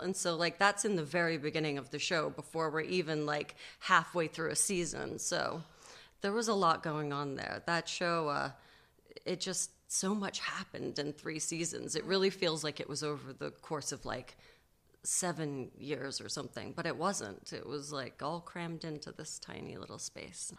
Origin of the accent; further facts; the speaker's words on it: New York, United States; accent: transatlantic; also born or lived in London; I was born in London and then we moved to New York when I was five and a half. So I uh, I actually had like a little British accent and the whole thing when I was a kid and had to lose it.